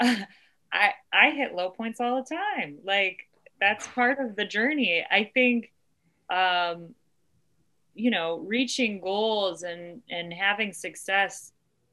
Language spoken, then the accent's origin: English; Ohio, United States; Ohio, my home state